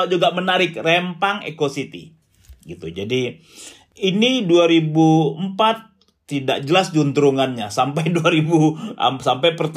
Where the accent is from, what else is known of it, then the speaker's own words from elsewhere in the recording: Riau, Indonesia; saya besar di Riau, hmm. kemudian dekat dengan Kepulauan Riau